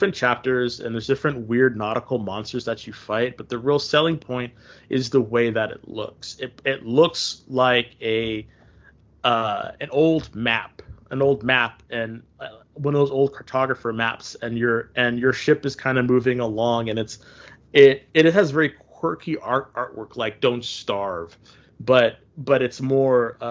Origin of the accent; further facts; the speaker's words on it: United States; I'm an American